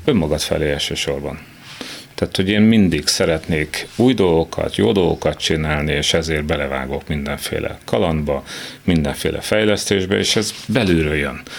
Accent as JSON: {"language": "Hungarian", "town": "Bonyhád", "region": "Tolna", "country": "Hungary", "tie": "born or raised there", "moved": "as an adult", "said": "Ez egy kocka ház, tehát a tipikus kádár kocka, annak minden jellegzetességével, kiskerttel, de, de itt nőttem fel, tehát szép, fantasztikus, de innen el kellett jönni. Tehát, hogy, ö, de jó. Tehát alapvetően jó volt. Azt, hogy bonyhádról el tudok jönni"}